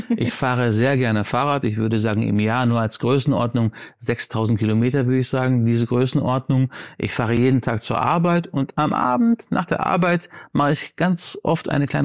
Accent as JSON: {"language": "German", "town": "Baghdad", "region": "Baghdad Governorate", "country": "Iraq", "tie": "born there", "said": "aber meine Mutter ist in Syrien geboren, in Aleppo und ich bin in Bagdad geboren. Meine Eltern haben sich in Bagdad kennengelernt, aber dieses Multikulti ist in mir"}